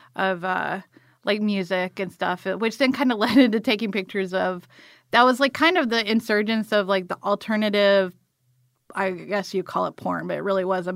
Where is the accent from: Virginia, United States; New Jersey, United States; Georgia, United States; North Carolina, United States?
Georgia, United States; Morven; moved away; also born or lived in Atlanta; this little town called Morven that's outside of Valdosta